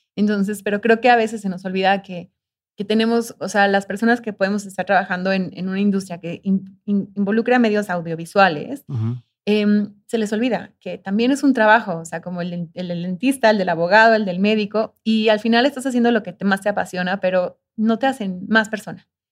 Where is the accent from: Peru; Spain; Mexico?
Mexico; soy de México